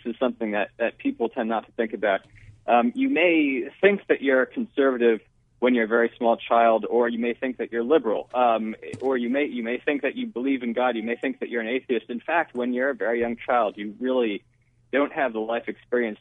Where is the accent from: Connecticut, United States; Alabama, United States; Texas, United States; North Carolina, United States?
Connecticut, United States; I grew up in Connecticut in a very less liberal environment